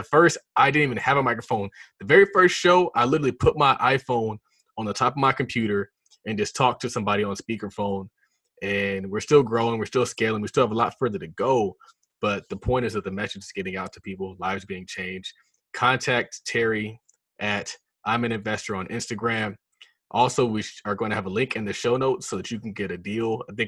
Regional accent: Nigeria; So yeah, I'm Nigerian.

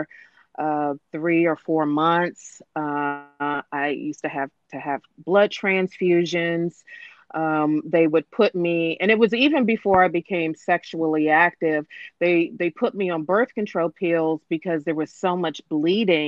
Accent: Washington, District of Columbia, United States; I'm from the Washington, D.C. metropolitan area

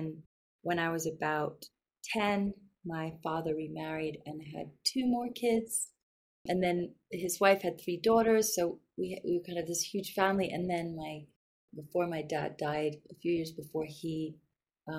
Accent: London, United Kingdom; moved away; also born or lived in New York, United States; I was actually born in New York, and then I grew up in London

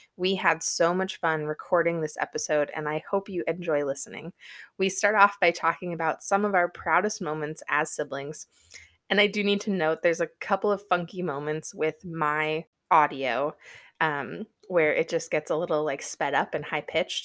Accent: Wisconsin, United States; growing up in Wisconsin

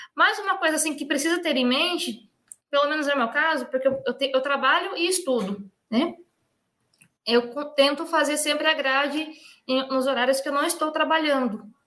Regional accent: Brazil; sou do Brasil

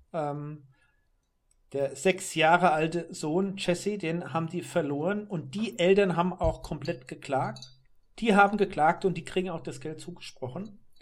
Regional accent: Germany; als Europäer hier oder gerade als Deutscher

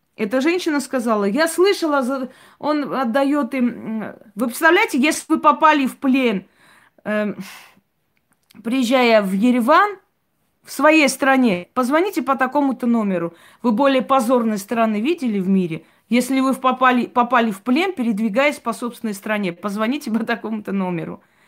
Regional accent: Armenia; как армянка

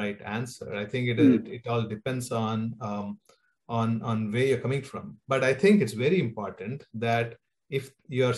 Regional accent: India; moved away as an adult; born and raised in India, and I spent there about 20 years of my life

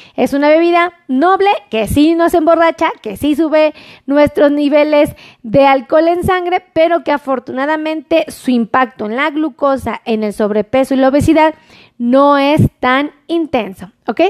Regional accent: Mexico; todos los que somos mexicanos

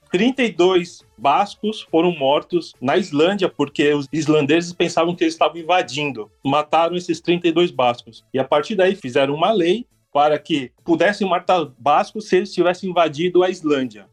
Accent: Brazil; eu, como brasileiro

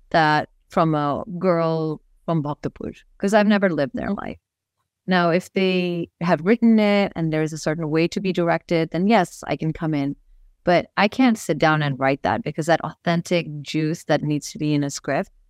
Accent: Missouri, United States; born there; also born or lived in Nepal / India; I was born in Missouri of Nepali parents who moved back to Nepal and went to India.

